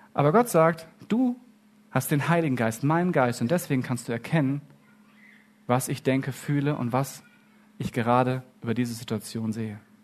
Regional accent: Germany; ich bin in Deutschland aufgewachsen

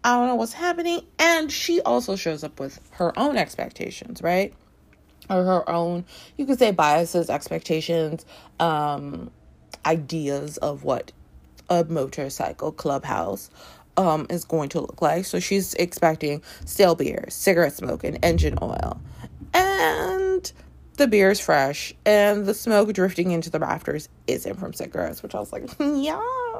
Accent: Toronto, Ontario, Canada; moved away as an adult; I grew up in Toronto. Long story. Anyway, was there from like when I was like 5 and a half to 26.

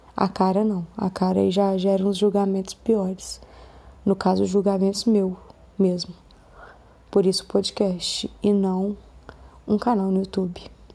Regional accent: Belo Horizonte, Minas Gerais, Brazil; eu sou de Belo Horizonte

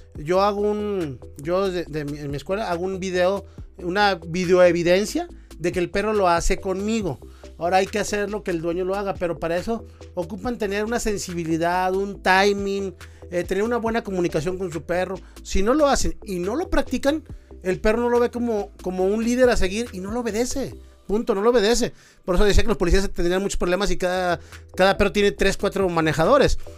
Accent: Monterrey, Nuevo León, Mexico; yo soy de Monterrey, este, cerca de la frontera

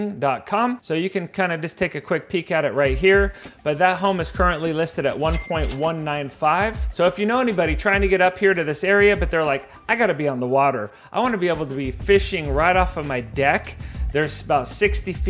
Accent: University Place, Washington, United States; now in Duvall, United States; I grew up in Tacoma, Washington, technically University Place

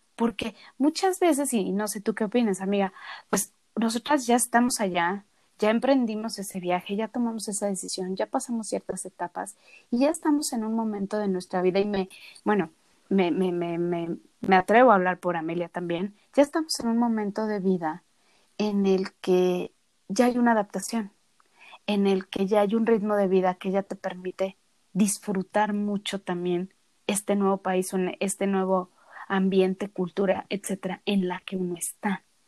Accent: Mexico; moved away; nosotros somos de México

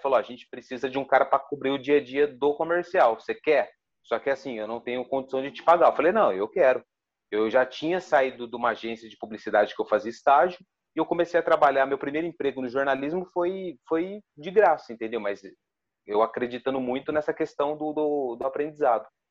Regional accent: Ribeirão Preto, São Paulo, Brazil; nasci em Ribeirão, vivi a minha vida toda em Ribeirão

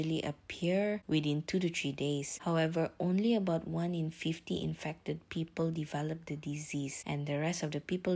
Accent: Malaysia; I'm Malaysian.

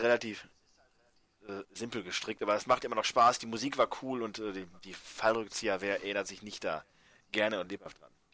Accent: Germany

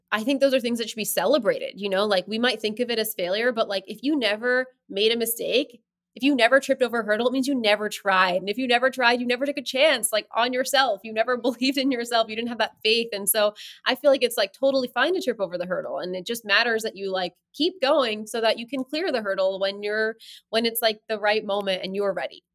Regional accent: New Jersey, United States; moved away as an adult; now in New York, United States; I grew up in, like, suburbia

